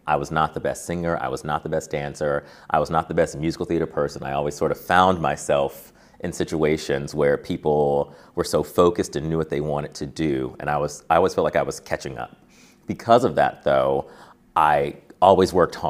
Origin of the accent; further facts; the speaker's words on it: Carson, California, United States; moved away; I grew up in Carson, California, and if you know California, Southern California, Long Beach.